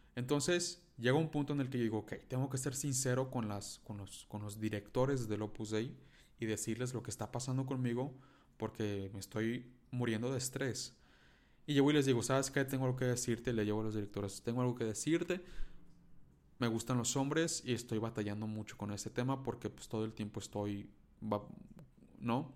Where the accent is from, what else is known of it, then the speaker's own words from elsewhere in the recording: Mexico; first language Spanish; soy mexicano